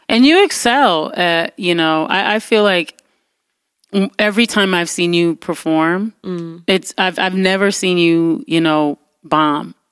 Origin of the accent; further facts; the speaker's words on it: Detroit, Michigan, United States; I grew up in Detroit